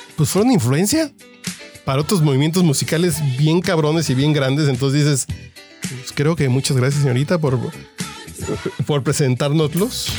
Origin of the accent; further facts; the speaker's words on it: Tacubaya, Mexico City, Mexico; nací en Tacubaya